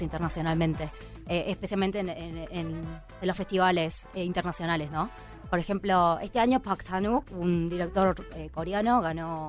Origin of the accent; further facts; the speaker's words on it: Argentina; yo nací en Argentina y me viví, eh, toda mi vida en Argentina